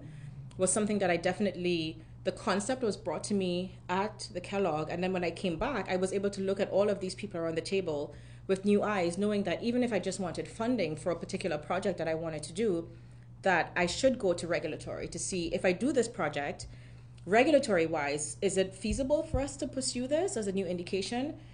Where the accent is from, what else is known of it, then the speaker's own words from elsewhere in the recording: Trinidad & Tobago; moved away as an adult; also born or lived in Germany; now in United States; So I'm from Trinidad and Tobago originally, which is in the Caribbean.